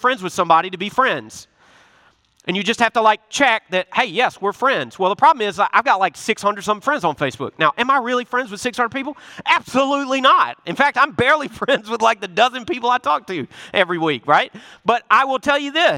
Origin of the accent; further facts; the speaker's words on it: Memphis, Tennessee, United States; I'm from Memphis, Tennessee. I got an accent